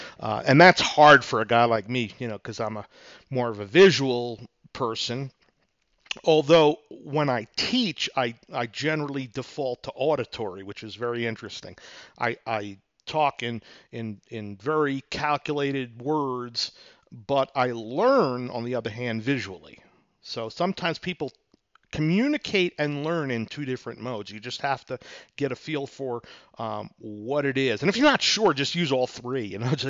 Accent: New York, United States; Now, for example, I'm from New York. Some people can catch my accent once in a while, especially when I'm pissed off in traffic.

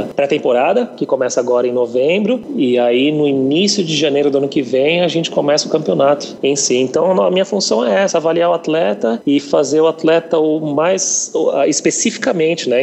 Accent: Guarulhos, São Paulo, Brazil; moved away as an adult; now in Malaysia; sou brasileiro, graças a Deus, mas eu sou casado aqui com, com, com uma malasiana

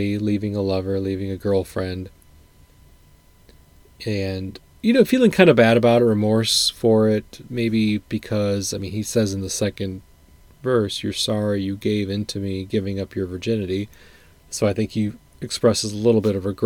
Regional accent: Midwest, United States; for a lot of us who were born and raised in the Midwest

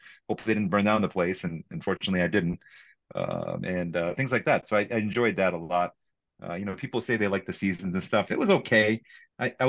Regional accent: Rochester Hills, Michigan, United States; moved away as an adult; also born or lived in Kerala, India / Ann Arbor, Michigan / Syracuse, New York; now in San Diego, United States; I grew up in Metro Detroit, in suburban Detroit, specifically mostly in Rochester Hills.

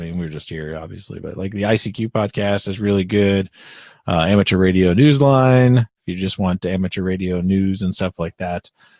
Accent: Florida, United States; I am from Florida, but we're south of the South Line. Like the South stops at Ocala, Florida.

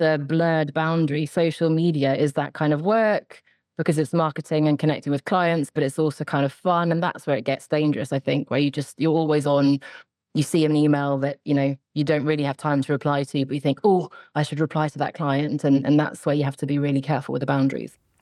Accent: suburb outside London, South East England, United Kingdom; also born or lived in Sweden (ancestry) / Oxford; I grew up in the south of England, sort of a suburb outside of London.

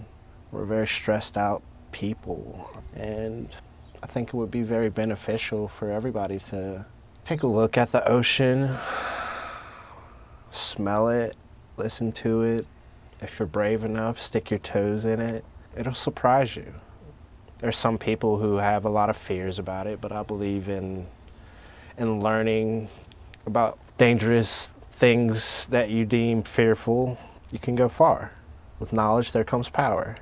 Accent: Norcross, Georgia, United States; moved away as an adult; also born or lived in Canton, Ohio; now in North Carolina, United States; growing up in Georgia

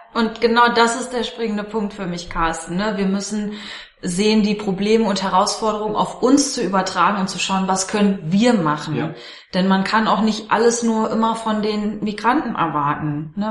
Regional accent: Germany; selbst als Deutsche

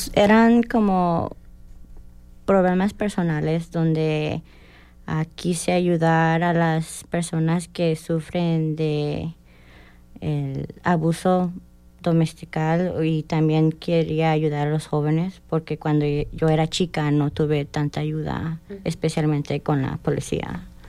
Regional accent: Indianapolis, Indiana, United States; moved away as an adult; also born or lived in California; now in Bloomington, United States; Yo soy de Indianápolis, pero nací en California. Desde los ocho años me moví a Indianápolis y, de estuve desde hasta hoy

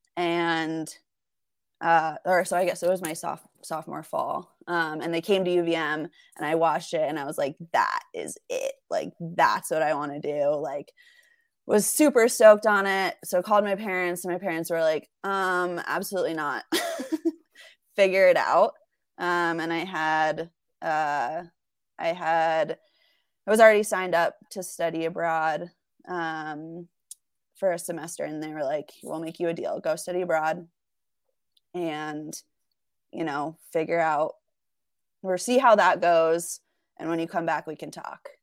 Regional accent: the Catskills, New York, United States; moved away as an adult; also born or lived in Burlington, Vermont; now in Salt Lake City, United States; I'm originally from the Catskills in New York, um, so about two hours north of New York City.

